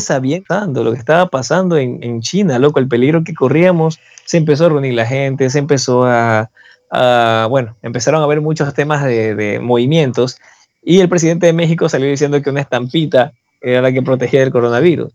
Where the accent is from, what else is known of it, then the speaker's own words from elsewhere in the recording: Ecuador; los ecuatorianos somos bien competitivos